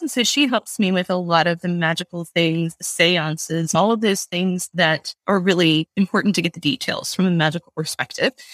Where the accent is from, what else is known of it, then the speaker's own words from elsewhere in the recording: Baton Rouge, Louisiana, United States; I grew up in Baton Rouge